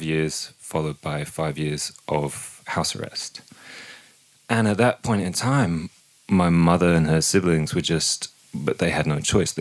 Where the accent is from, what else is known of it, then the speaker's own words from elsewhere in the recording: Peterborough, East of England, United Kingdom; moved away; I'm from Peterborough in the east of England, and it's a small town, and it wasn't a very fun place to grow up.